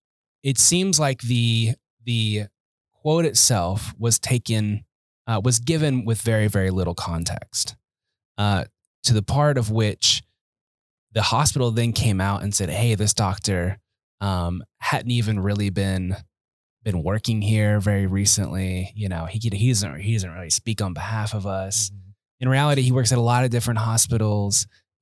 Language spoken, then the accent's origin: English; Oklahoma City, Oklahoma, United States; I grew up in Oklahoma City.